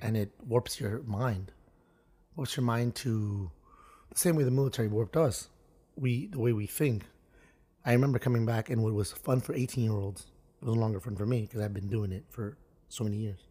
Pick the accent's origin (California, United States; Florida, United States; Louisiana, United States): Florida, United States; Miami; growing up in Miami